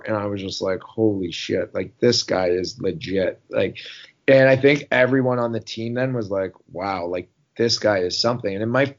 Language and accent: English; Newmarket, Ontario, Canada; I decided to play for the Newmarket Hurricanes in my hometown.